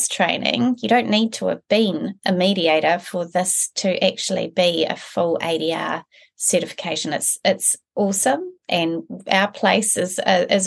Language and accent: English; Blenheim, Marlborough, New Zealand; also born or lived in Christchurch; now in Auckland, New Zealand; I'm from Blenheim. It's a little town at the top of our South Island. So Kiwi born and bred